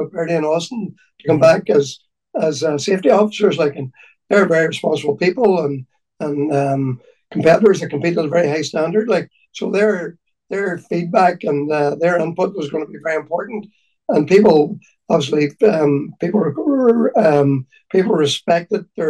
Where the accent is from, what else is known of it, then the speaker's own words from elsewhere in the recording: County Donegal, Ireland; I'm from Donegal, and I've grown up with the rally